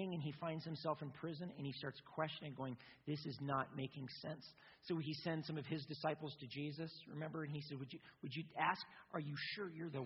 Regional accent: United States; I'm an American

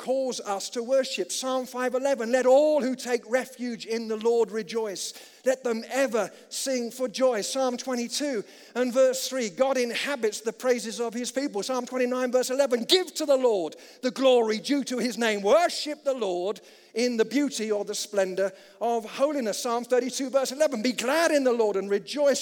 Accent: United Kingdom; as a British chap

